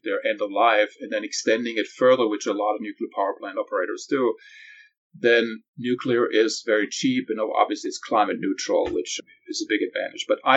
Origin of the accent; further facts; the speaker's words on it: Germany; moved away as an adult; now in California, United States; I grew up in Europe